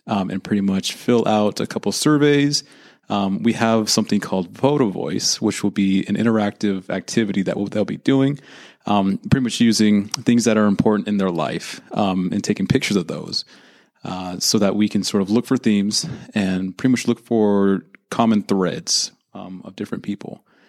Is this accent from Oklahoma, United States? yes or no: no; Santa Rosa, California, United States; I am from Santa Rosa, California, which is in the lovely wine country of Northern California.